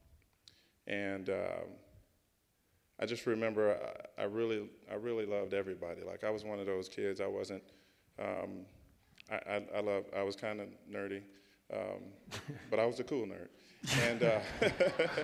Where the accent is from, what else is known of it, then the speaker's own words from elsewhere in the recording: St. Louis, Missouri, United States; I grew up in St. Louis in the suburbs.